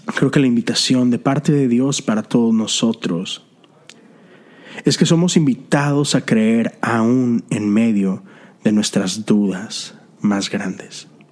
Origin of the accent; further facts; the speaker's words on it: Mexico; moved away as an adult; now in Houston, United States; yo soy extranjero, soy mexicano viviendo en la ciudad de Houston, Texas